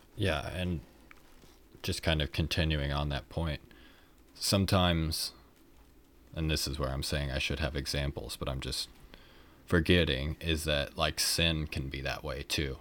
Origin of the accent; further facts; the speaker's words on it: Kansas City, United States; I was from Kansas City